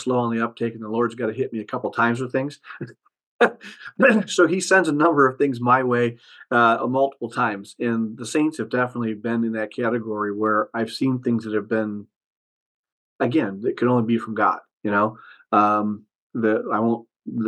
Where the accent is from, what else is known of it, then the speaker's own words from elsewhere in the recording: Detroit, Michigan, United States; I was born and raised in Detroit, I'll call it a working class family, and that's where I grew up. And I've lived in Michigan my whole life